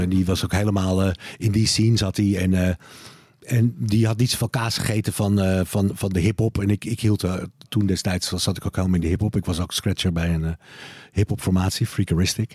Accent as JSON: {"language": "Dutch", "town": "Bergen", "region": "North Holland", "country": "Netherlands", "tie": "born or raised there", "moved": "yes", "said": "Ik woon er niet meer, hè? Maar ik ben daar wel eh, opgegroeid"}